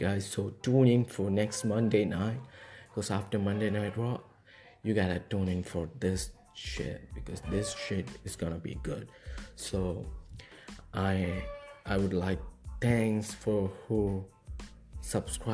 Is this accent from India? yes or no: yes; India; I'm from India.